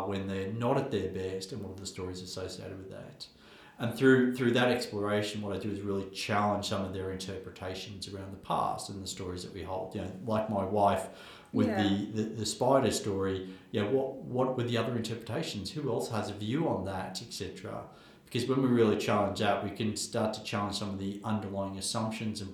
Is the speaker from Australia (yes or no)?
yes; Australia; where I grew up in Australia